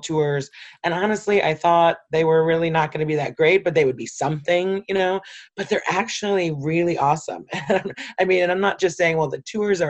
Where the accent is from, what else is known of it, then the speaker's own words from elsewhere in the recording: Detroit, Michigan, United States; I'm a lifelong city resident, so I grew up in Detroit. I've never not lived in Detroit